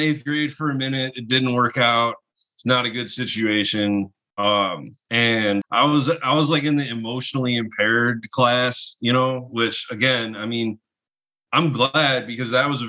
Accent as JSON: {"language": "English", "area": "near Lansing", "region": "Michigan", "country": "United States", "tie": "born or raised there", "also_born_or_lived": "Southfield, Michigan / Ypsilanti, Michigan", "lives_now": "Detroit, United States", "said": "I was born here, lived in the area for like until I was like 2, and then we moved out to kind of near Lansing"}